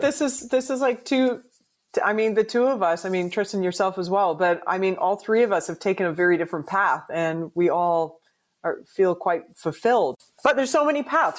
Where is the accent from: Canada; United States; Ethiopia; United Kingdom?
Canada; as a Canadian, when you're you know a diehard hockey fan